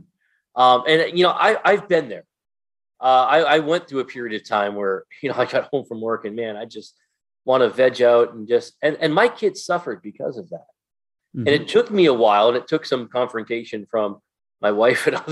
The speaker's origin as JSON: {"language": "English", "region": "Massachusetts", "country": "United States", "tie": "born or raised there", "said": "born and raised in Massachusetts. Actually, I wasn't born in Massachusetts, but being raised"}